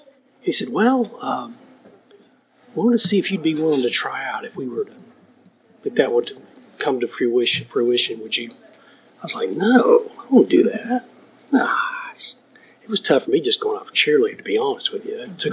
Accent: Dothan, Alabama, United States; I'm from Dothan, Alabama.

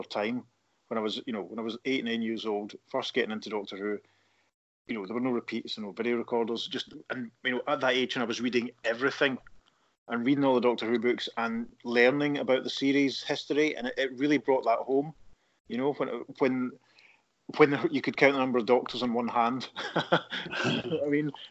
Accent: Paisley, Scotland, United Kingdom; moved away; I'm from Paisley originally

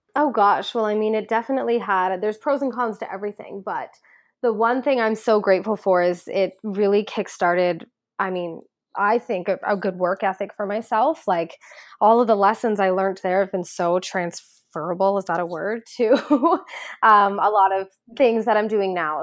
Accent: Ajax, Ontario, Canada; moved away as an adult; now in Toronto, Canada; I grew up in Ajax, Ontario

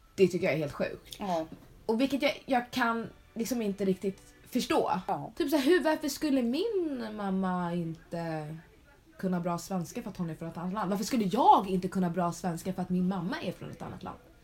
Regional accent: Sweden; presenterar jag mig väl som svensk

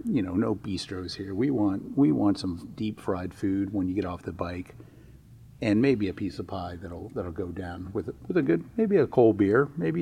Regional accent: Florida, United States; moved away as an adult; also born or lived in New Jersey; now in Iowa, United States; I was actually born in Jersey. My parents escaped down to Florida when I was very young, probably about kindergarten, and grew up down in Florida, where it's probably nice and warm this time of year compared to what it is in Iowa.

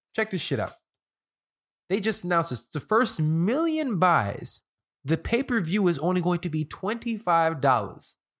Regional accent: Chicago, Illinois, United States; moved away as an adult; now in Los Angeles, United States; I'm from Chicago. I live in L A now. Um, I moved out here during the pandemic

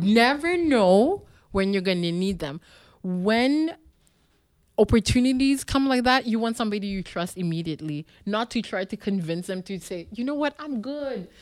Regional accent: Montreal, Quebec, Canada; moved away; also born or lived in Ottawa; I grew up in Park X, which is known now as a very uh, poor neighborhood

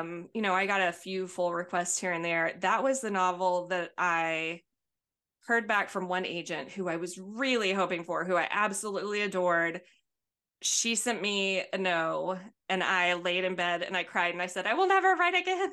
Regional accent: Albertville, Alabama, United States; accent: thick accent; now in Houston, United States; when I was young and growing up in Albertville, Alabama

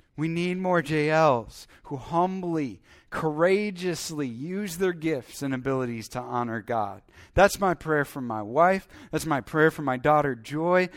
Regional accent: Iowa, United States; I grew up in Iowa

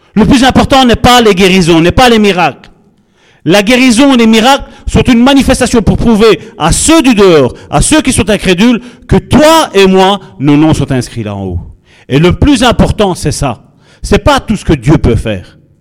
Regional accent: Charleroi, Wallonia, Belgium; Nous sommes originaires de Charleroi

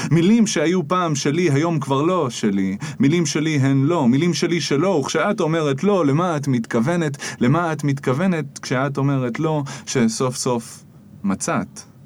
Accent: Jerusalem, Jerusalem District, Israel; נולדתי וגדלתי בירושלים. דור תשיעי בעיר מכל כיוון.

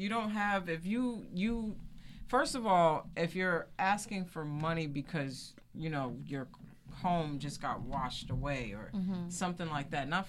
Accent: United States; I grew up in Jersey, New York.

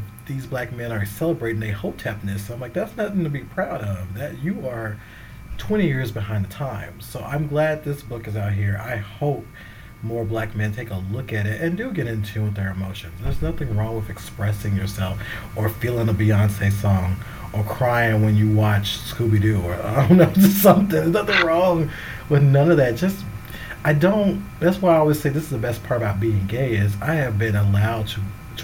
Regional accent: the South, United States; I come from the South. I grew up a certain way

